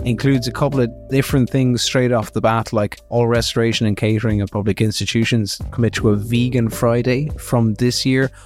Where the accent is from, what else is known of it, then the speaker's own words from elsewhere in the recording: Kilkenny, Leinster, Ireland; in Kilkenny, which is my hometown